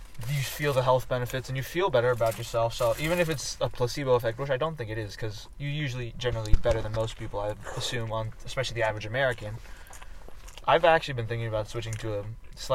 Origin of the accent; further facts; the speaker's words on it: Philippines; I'm Filipino, by the way, just a refresher. Mostly Filipino.